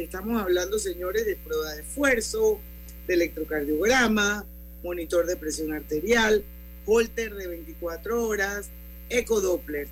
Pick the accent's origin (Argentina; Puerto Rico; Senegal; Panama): Panama; todos somos panameños todos vivimos en este país